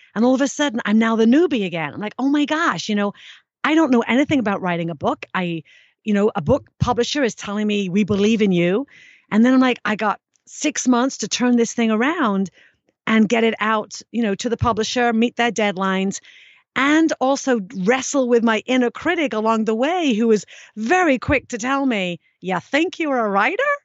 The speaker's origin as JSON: {"language": "English", "region": "England", "country": "United Kingdom", "tie": "born or raised there", "said": "growing up in England"}